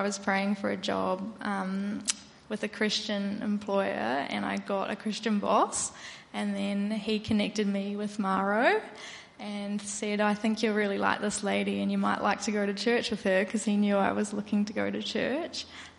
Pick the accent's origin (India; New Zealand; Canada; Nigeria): New Zealand; moved away; Well, about 6.5 years ago, I moved over from New Zealand, and I really felt God was calling me to put him back at the center of my life.